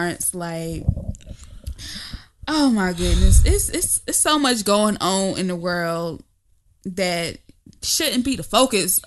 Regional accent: the South, United States; I'm from the South

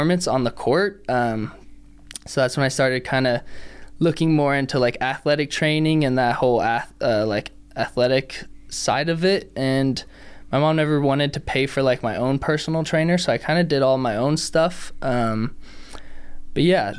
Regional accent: San Francisco Bay Area, California, United States; moved away as an adult; now in Reno, United States; I grew up in the Bay Area.

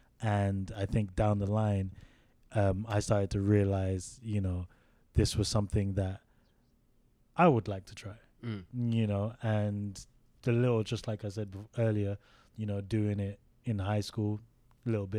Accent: United Kingdom

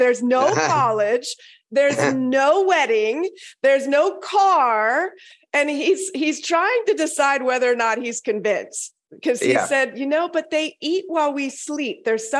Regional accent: Okinawa, Japan; born there; My dad was in the Air Force. I was born in Okinawa, actually.

